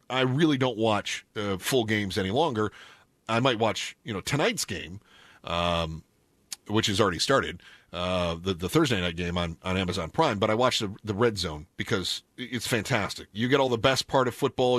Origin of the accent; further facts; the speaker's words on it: Upper Midwest, United States; moved away as an adult; also born or lived in Southern California / Omaha, Nebraska; growing up in, in the upper Midwest